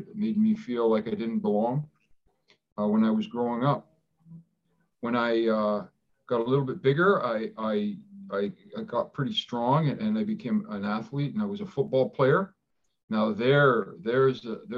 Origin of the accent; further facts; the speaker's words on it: Toronto, Ontario, Canada; first language Greek; English is a second language; We grew up in Parkdale in Toronto.